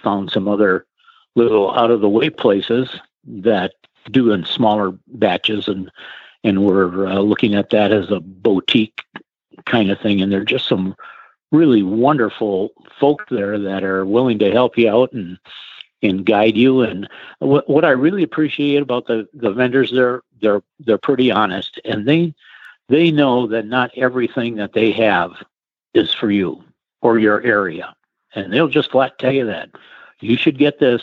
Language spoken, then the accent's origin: English; Rochester, Minnesota, United States; moved away; I'm from Rochester, Minnesota, and where the Mayo Clinic is